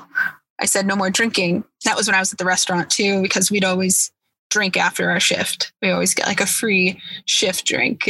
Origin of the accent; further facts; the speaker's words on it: Boston, Massachusetts, United States; I'm from Boston, and Boston has a huge drinking problem, always has